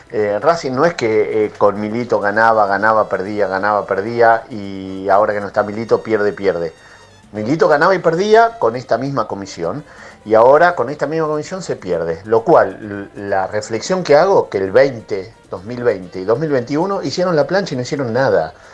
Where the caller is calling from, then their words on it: Belgrano, Buenos Aires, Argentina; soy … de Belgrano.